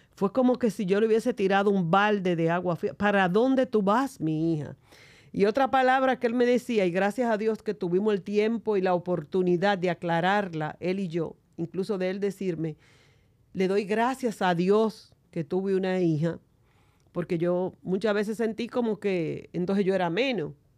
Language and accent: Spanish; San Juan de la Maguana, San Juan, Dominican Republic; somos de San Juan de la Maguana